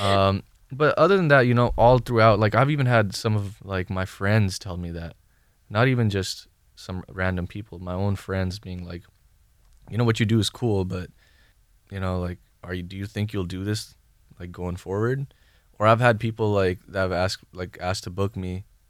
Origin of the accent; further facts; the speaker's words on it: Bay Area, California, United States; also born or lived in Thailand; now in Los Angeles, United States; I'm from the Bay Area